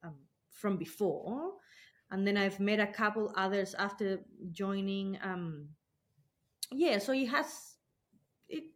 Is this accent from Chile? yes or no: yes; Chile; moved away as an adult; now in Blue Mountains, Australia; I'm not originally from Australia. I'm from Chile